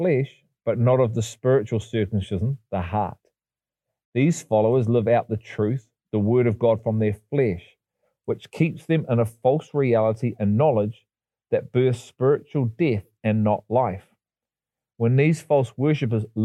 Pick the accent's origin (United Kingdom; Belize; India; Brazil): United Kingdom; England; I was born in England, not Israel.